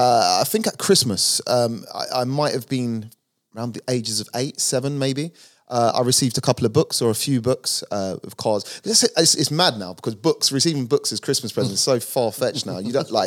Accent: London, United Kingdom; So, Northwest London, originally. More inner when I was younger, but moved out to Harrow and basically spent my childhood up to adulthood in Harrow, Northwest London, Rainers Lane, to be precise.

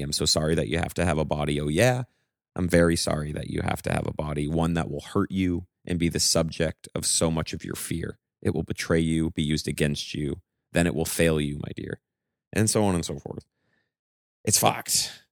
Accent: Maine, United States; growing up in Maine, Like, we grew up in a very small town

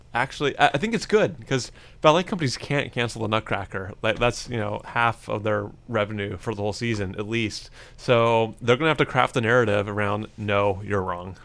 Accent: United States; as an American

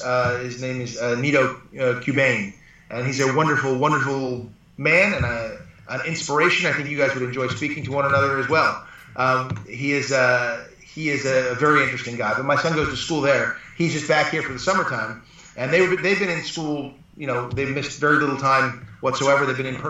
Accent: Malibu, California, United States; also born or lived in Buffalo / Los Angeles; I live in Malibu. I was raised in Malibu. I've lived my, you know, my life here. Well, once I could afford to move back here. Because once I went to college and came out, I had to live in all different places within Los Angeles

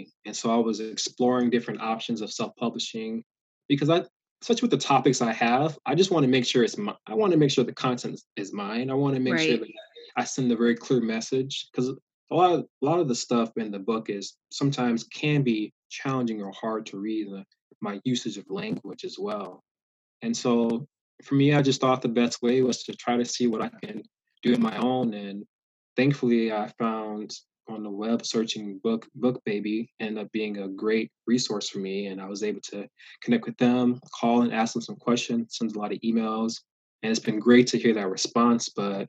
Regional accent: the South, United States; Growing up in the South, I saw continual reminders of slavery in the South

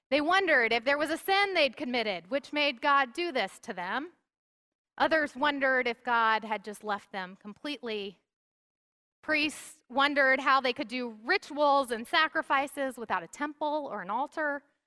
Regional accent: the South, United States; I grew up in the South where it was so common to see bumper stickers

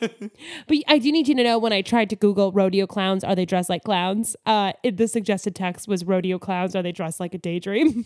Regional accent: Alaska, United States; I grew up in Alaska

